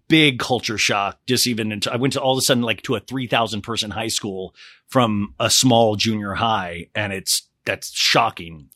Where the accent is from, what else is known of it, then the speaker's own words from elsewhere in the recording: Olathe, Kansas, United States; as a little kid, I grew up in Olathe, Kansas